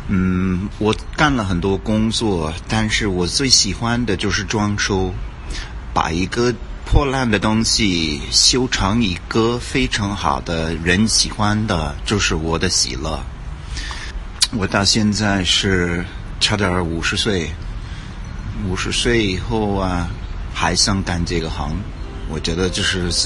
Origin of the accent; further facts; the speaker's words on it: Orlando, Florida, United States; Chinese is a second language; 我长大在美国，嗯，大大多数时间就住在 Orlando，就是呃，福州的一个城市